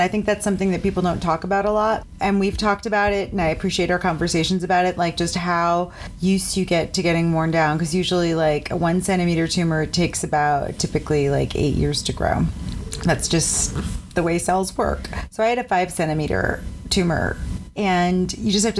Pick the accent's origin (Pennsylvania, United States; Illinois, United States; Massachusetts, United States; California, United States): Massachusetts, United States; Cape Cod; I grew up on Cape Cod too